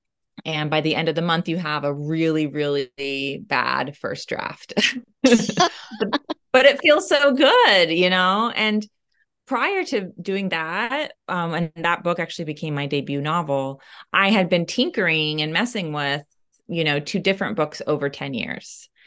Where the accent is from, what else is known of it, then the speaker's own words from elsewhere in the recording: Oklahoma, United States; I was fortunate that in my hometown in Oklahoma, there was actually only one library in our county, and it was in the town I lived in.